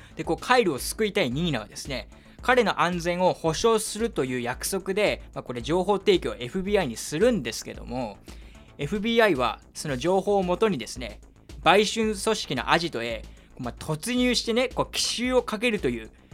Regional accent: Kyushu, Japan; moved away; 僕の地元の九州

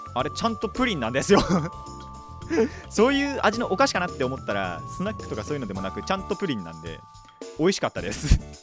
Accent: Japan; 今回は地元内です地元内っていうのかなあの自分の地区内っていうのかな

